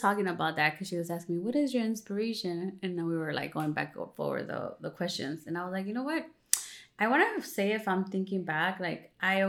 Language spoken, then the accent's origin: English; Cuernavaca, Morelos, Mexico; moved away; where I'm from Cuernavaca, Morelos